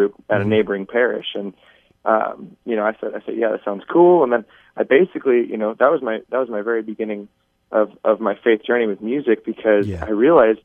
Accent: Overland Park, Kansas, United States; I was born and raised in Overland Park, Kansas, which is just south of Kansas City, Kansas.

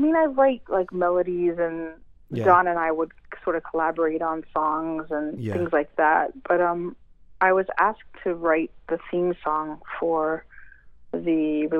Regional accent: West Virginia, United States; moved away as an adult; now in New York, United States; I grew up in West Virginia.

